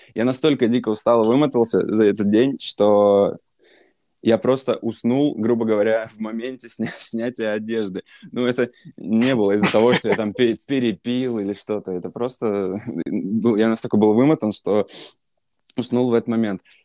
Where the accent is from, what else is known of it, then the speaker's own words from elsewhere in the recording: Saint Petersburg, Russia; я сам из Питера